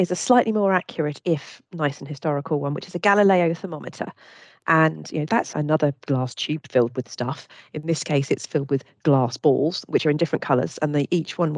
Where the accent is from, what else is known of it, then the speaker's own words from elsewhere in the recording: Bermuda; I, I came from Bermuda historically, and they used to have shark oil barometers there.